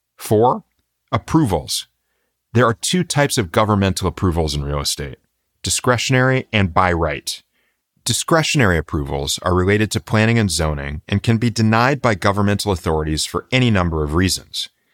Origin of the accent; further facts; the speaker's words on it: Florida, United States; my hometown pharmacy in Florida growing up